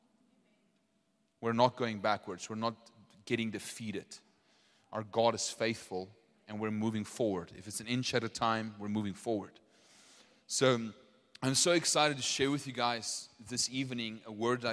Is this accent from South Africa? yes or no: yes; Potchefstroom, North West, South Africa; I'm from Poch